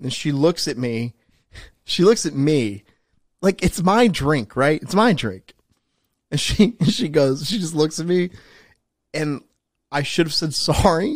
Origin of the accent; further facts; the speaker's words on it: New Jersey, United States; moved away; I'm from New Jersey, I don't live there now